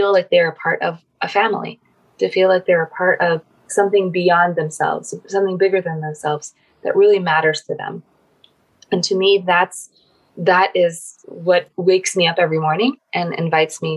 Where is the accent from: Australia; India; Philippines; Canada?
Philippines; I grew up in the Philippines